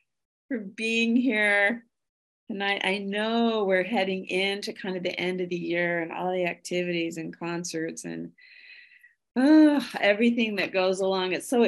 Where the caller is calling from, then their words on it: Chevy Chase, Maryland, United States; I come to you from Chevy Chase, Maryland, just about 20 minutes from the White House in Washington, D.C.